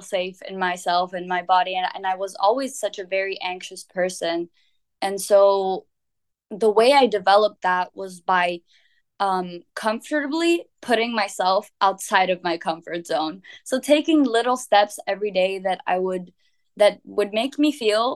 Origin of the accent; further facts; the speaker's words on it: Vienna, Austria; also born or lived in Lebanon (ancestry); now in Barcelona, Spain; when I was growing up in Vienna